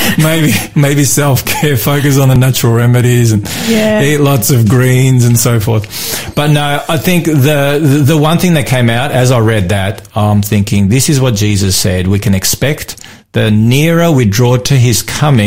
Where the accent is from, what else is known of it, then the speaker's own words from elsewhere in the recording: Melbourne, Victoria, Australia; my hometown of Melbourne